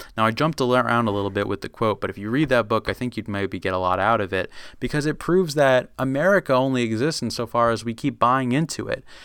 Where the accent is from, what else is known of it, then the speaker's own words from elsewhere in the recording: United States; being American